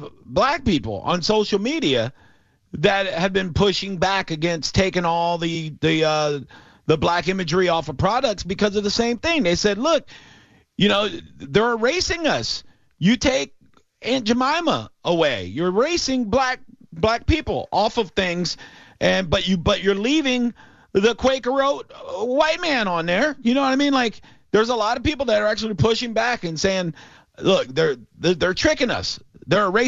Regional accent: Tampa, Florida, United States; I went to Hillsboro

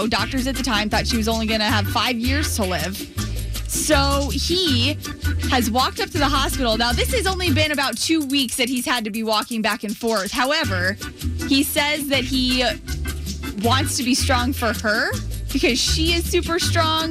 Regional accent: Florida, United States; I grew up in Florida. My family's still over in the St. Pete area

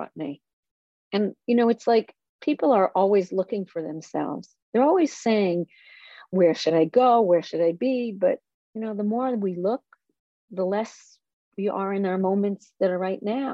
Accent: Israel; moved away; I grew up in Israel, and I grew up on a kibbutz.

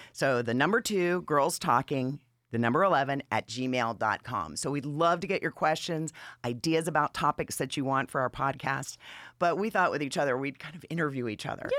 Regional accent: Atlanta, Georgia, United States; also born or lived in Manchester, Massachusetts; I've been in Atlanta. I feel like I'm a native, but since I was ten, and before that, I came from New England.

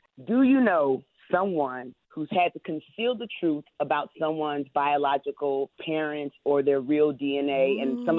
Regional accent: the South, United States; I'm from the South

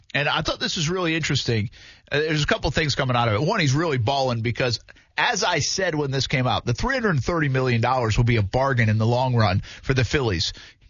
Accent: New England, United States; moved away; I grew up in New England.

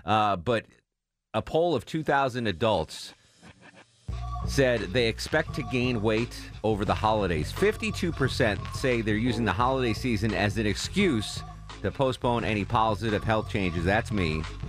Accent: Connecticut, United States; I'm from Connecticut, not really a big country music fan

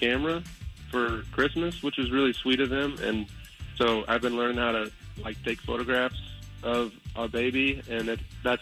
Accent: Chicago, Illinois, United States; moved away; I'm from Chicago

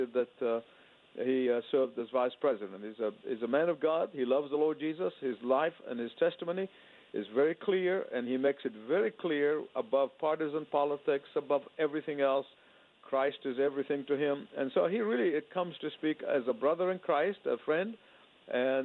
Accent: Egypt; born or raised there; now in United States

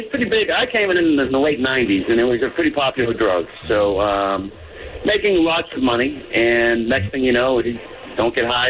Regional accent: Revere, Massachusetts, United States; I grew up in Revere and Selkie.

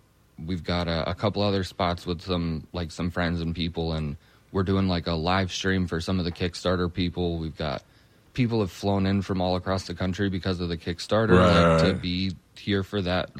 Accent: Levy County, Florida, United States; moved away; I am from Levy County, Florida, up outside of Gainesville, like between Gainesville and Cedar Key on the Gulf Coast side.

